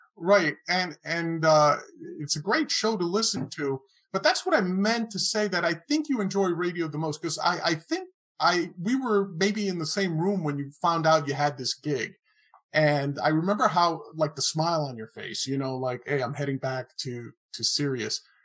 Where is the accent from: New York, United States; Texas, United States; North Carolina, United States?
New York, United States; New York City; also born or lived in Queens, New York; I was born in the Bronx, and raised in the Bronx, not too far from Yankee Stadium